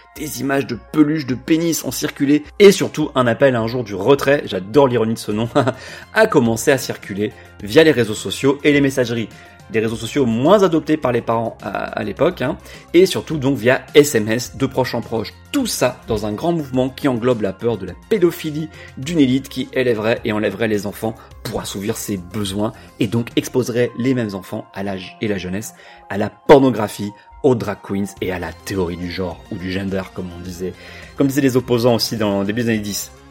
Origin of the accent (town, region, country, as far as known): France